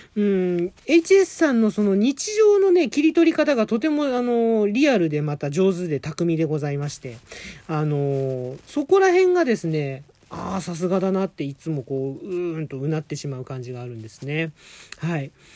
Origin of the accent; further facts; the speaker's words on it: Adachi, Tokyo, Japan; 私があの、足立区の45歳のおっさん